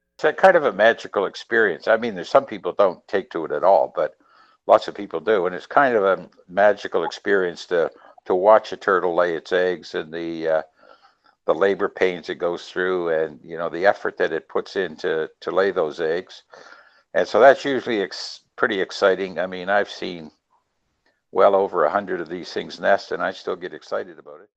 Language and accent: English; New Brunswick, Canada; now in Nova Scotia, Canada; Originally, we're from New Brunswick, and during our New Brunswick time, we patronized Fundy National Park